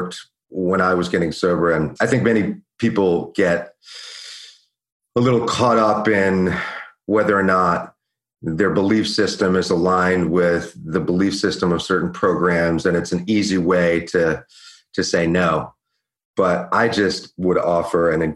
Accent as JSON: {"language": "English", "area": "Washington, D.C. and New York", "region": "East Coast", "country": "United States", "tie": "born or raised there", "also_born_or_lived": "Venice, California", "moved": "as an adult", "said": "I grew up on the East Coast in Washington, D.C. and New York in a fairly affluent family"}